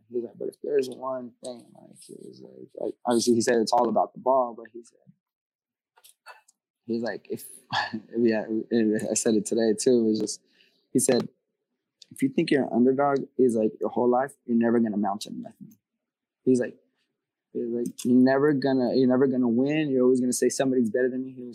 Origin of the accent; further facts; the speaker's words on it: California, United States; I mean, I come from Cali, bro, and I'll tell you straight up, to get fans in Cali is hard